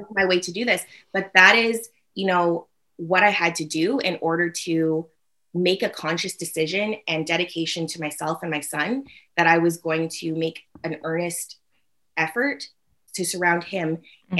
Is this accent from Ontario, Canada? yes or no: no; North Vancouver, British Columbia, Canada; I grew up in North Vancouver